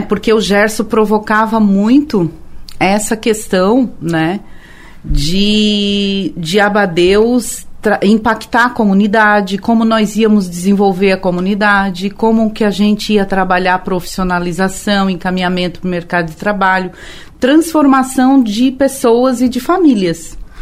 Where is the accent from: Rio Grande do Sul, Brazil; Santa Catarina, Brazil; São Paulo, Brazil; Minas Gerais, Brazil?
Santa Catarina, Brazil; Tubarão; moved away; Eu sou de Tubarão, eu nasci lá em Capivari né? Era bairro de Tubarão.